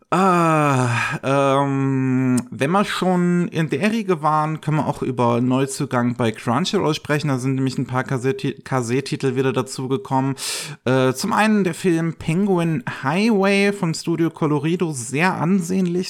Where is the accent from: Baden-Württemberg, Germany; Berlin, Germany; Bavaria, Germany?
Bavaria, Germany; bei uns in Bayern